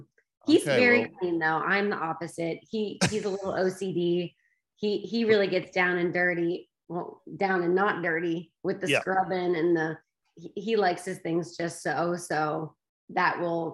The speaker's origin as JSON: {"language": "English", "town": "Danville", "region": "Kentucky", "country": "United States", "tie": "born or raised there", "also_born_or_lived": "South Carolina", "moved": "as an adult", "lives_now": "Los Angeles, United States", "said": "I grew up in Kentucky, small town, Danville, right. Kentucky."}